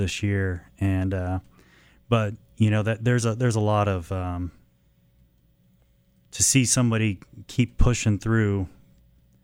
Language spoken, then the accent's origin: English; Kansas City, Kansas, United States; moved away as an adult; was born in Kansas City, Kansas.